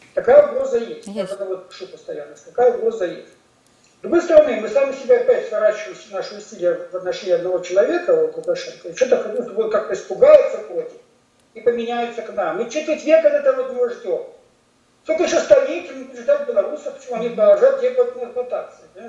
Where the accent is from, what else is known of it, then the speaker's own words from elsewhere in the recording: Russian Far East, Russia; я человек не, не, не, не центральной России, я с Дальнего Востока